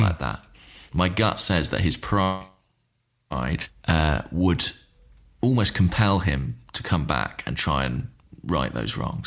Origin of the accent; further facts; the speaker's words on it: Watford, East of England, United Kingdom; I was born in Watford